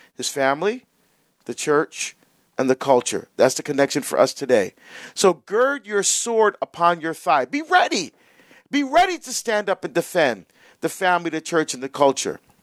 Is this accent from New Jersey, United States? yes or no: yes; New Jersey, United States; when I grew up in Jersey